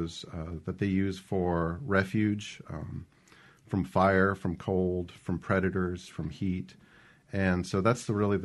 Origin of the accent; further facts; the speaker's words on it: New Jersey, United States; moved away as an adult; also born or lived in South Carolina / New Hampshire; now in Mississippi, United States; I'm actually originally from New Jersey